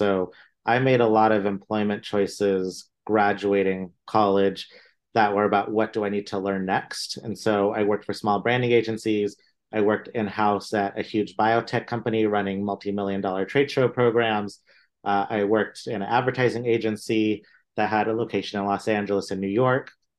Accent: India; born there; But as not even a first generation Indian, I was born in India. From an Indian family going into art school, that was definitely a little not so common

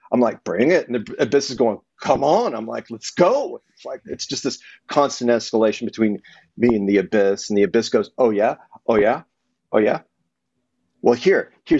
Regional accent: Texas, United States; growing up in Texas, which it isn't the South, it's its own thing

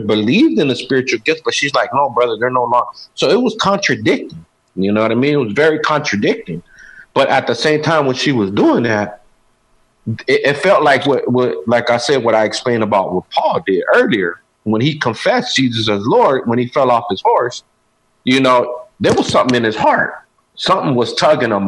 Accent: Arizona, United States; I was born and raised in Arizona

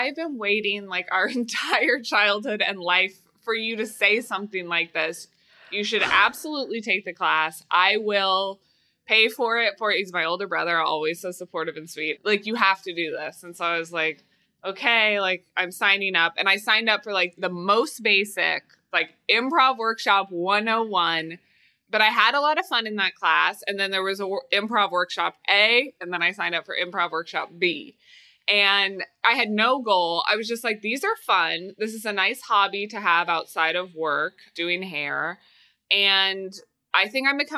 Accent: Kansas City, Missouri, United States; moved away; I'm from Kansas City, Missouri.

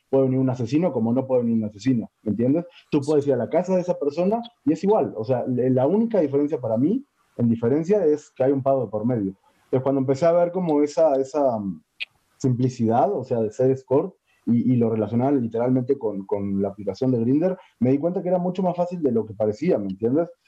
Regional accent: Uruguay; moved away as an adult; now in Mexico; soy uruguayo.

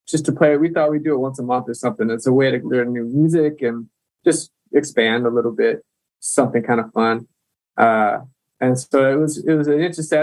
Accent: Mankato, Minnesota, United States; also born or lived in Duluth, Minnesota; I grew up here in Minnesota, like a smaller town in southern Minnesota called Mankato

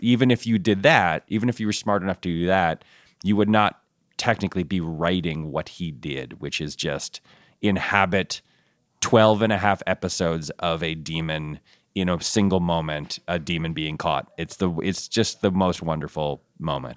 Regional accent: Ann Arbor, Michigan, United States; I was born in Ann Arbor

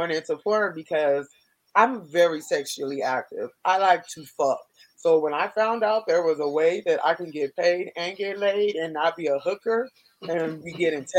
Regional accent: California, United States; moved away; also born or lived in Miami; I'm born and raised in California

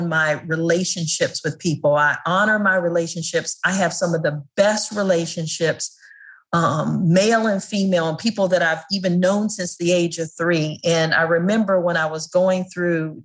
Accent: Prince George's County, Maryland, United States; as a kid growing up in Prince George's County, Maryland

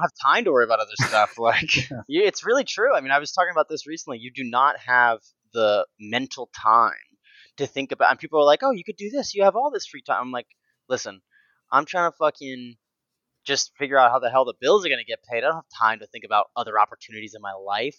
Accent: Lexington, Kentucky, United States; also born or lived in Versailles, Kentucky; I grew up in Lexington and Versailles, Kentucky

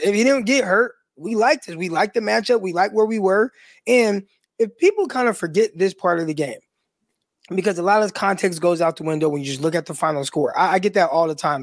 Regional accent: Stockton, California, United States; I'm from Stockton, California

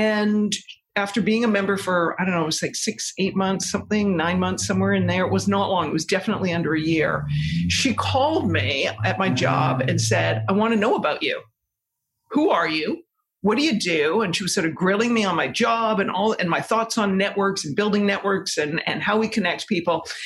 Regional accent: Victoria, British Columbia, Canada; moved away as an adult; also born or lived in Toronto, Canada; now in New York City, United States; I grew up in Victoria, British Columbia.

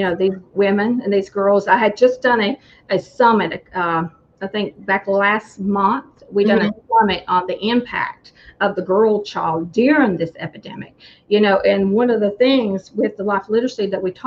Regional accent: United States; being an American

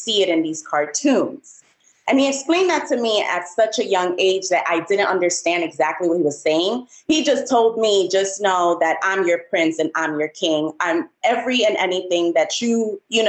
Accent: New York City, New York, United States; I'm from the Bronx. Yes, I was born and raised in New York, the Bronx.

